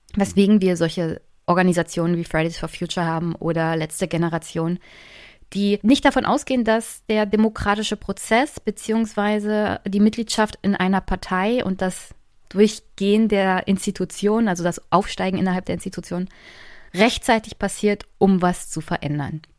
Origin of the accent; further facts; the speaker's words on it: East Germany, Germany; Ich komme ja aus Ostdeutschland